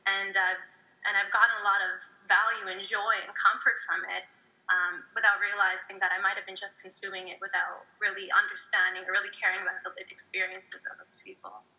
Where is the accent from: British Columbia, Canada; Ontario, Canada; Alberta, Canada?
Ontario, Canada; Toronto; growing up in Toronto, um, you know, I didn't really, I couldn't really identify as a Desi person or a South Asian. Those that, that wasn't my jam. Um, I'm definitely not white